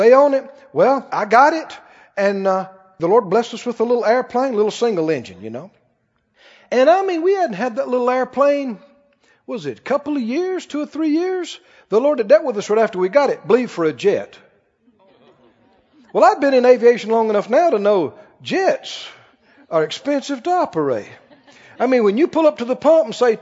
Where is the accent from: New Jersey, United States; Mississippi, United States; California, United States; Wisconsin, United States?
Mississippi, United States; I come from Mississippi with red mud between my toes.